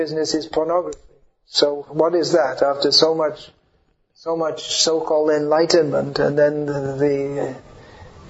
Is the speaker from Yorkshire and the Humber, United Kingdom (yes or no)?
no; London, United Kingdom; I'm from London.